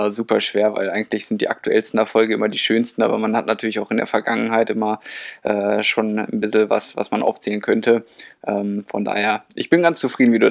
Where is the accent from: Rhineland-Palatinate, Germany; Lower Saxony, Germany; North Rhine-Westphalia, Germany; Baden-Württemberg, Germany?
Lower Saxony, Germany; Lehrte; also born or lived in Hildesheim; now in Saarbrücken, Germany; Also ich bin in Hildesheim geboren, aber habe eigentlich die ganze Zeit in Lehrte, das ist in der Nähe, äh, gewohnt und trainiert, bis ich dann nach Saarbrücken an den Stützpunkt gezogen bin.